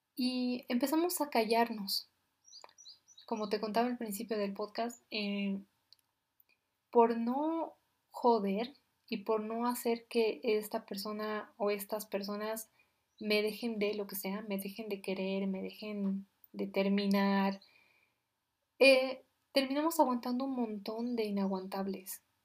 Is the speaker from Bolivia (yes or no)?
yes; Bolivia; yo soy de Bolivia